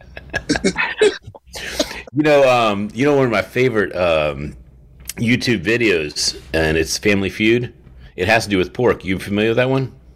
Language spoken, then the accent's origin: English; Warwick, Rhode Island, United States; my home state, where I was born, Warwick, Warwick, Rhode Island